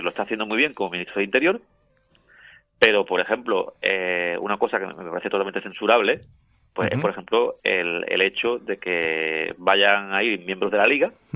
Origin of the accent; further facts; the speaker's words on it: Spain; como español